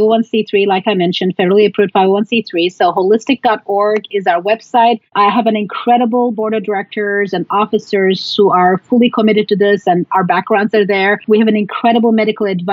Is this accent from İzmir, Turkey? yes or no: no; Istanbul, Turkey; I was born and raised in Istanbul